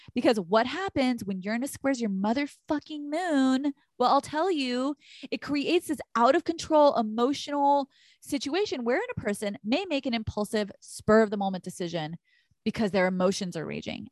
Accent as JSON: {"language": "English", "region": "Texas", "country": "United States", "moved": "yes", "said": "we are originally from Texas"}